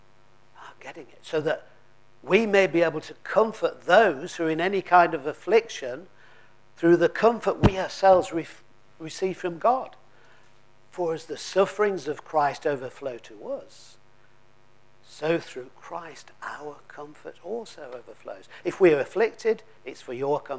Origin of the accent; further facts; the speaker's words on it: Lancashire, North West England, United Kingdom; I come from Lancashire